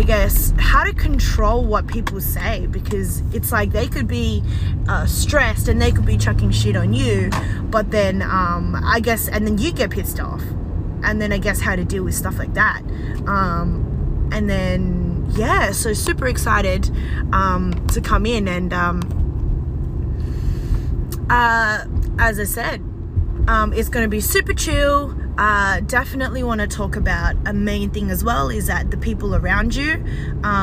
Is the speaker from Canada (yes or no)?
no; Australia; I'm Australian and I'm Chinese born. Well, okay, Australian born but Chinese